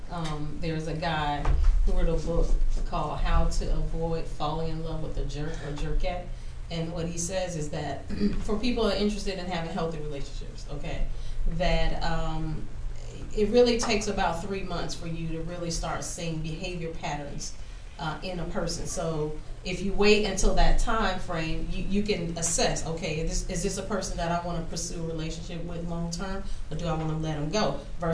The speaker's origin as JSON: {"language": "English", "region": "the South", "country": "United States", "tie": "born or raised there", "said": "I grew up in the South, you know, my parents are older, so I'm from the old school for real."}